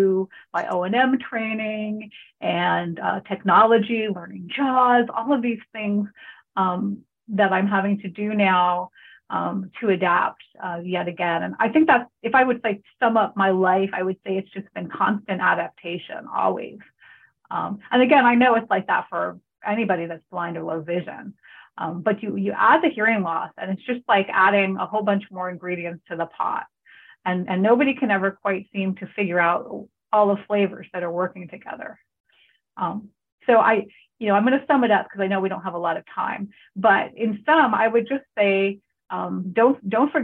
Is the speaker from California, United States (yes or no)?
yes; California, United States; moved away; also born or lived in Hawaii; I grew up in California